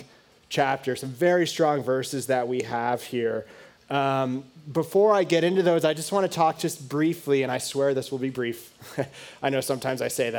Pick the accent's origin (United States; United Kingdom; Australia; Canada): United States; I grew up obviously in the United States